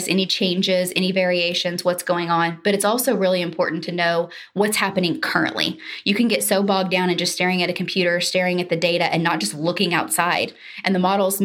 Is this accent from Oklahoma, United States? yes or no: yes; Oklahoma, United States; I grew up in Oklahoma.